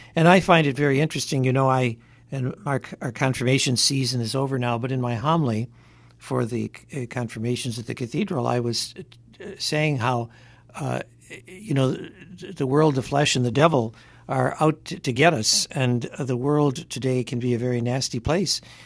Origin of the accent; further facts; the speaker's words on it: Detroit, Michigan, United States; now in Hartford, United States; when I was a kid growing up in Detroit